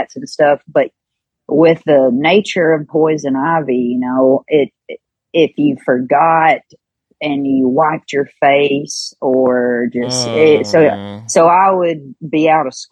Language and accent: English; Kentucky, United States; born or raised there